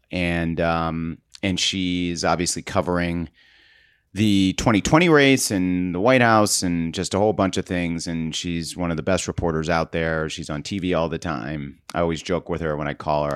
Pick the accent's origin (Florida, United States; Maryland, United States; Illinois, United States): Maryland, United States; I grew up in Maryland. I spent, uh, spent a lot of time in Baltimore